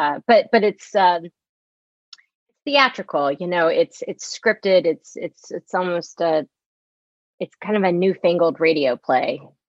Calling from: Maplewood, New Jersey, United States; In the fair hamlet of Maplewood, New Jersey, which is, you know, surrounded by maples.

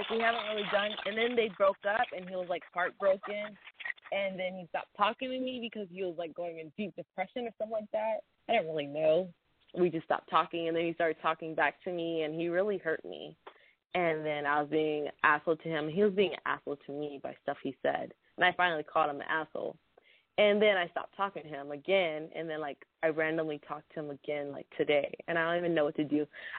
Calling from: San Antonio, Texas, United States; I'm from San Antonio.

